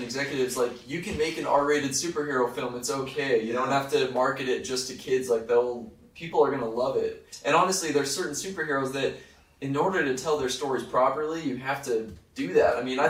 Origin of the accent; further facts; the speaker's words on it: East Islip, New York, United States; I'm from a little town called East Islip, New York, which is on the center of the fish-shaped island called Long Island, on the south shore facing the Atlantic Ocea